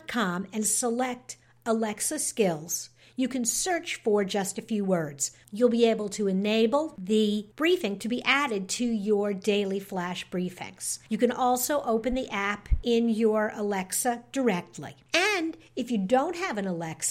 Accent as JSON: {"language": "English", "region": "New York", "country": "United States", "said": "I'm from New York"}